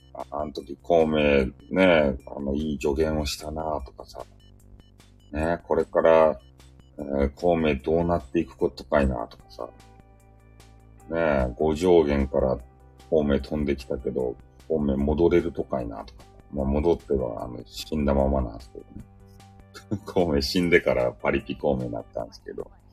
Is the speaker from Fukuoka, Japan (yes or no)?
yes; Fukuoka, Japan; accent: Hakata dialect; 俺のさ、博多弁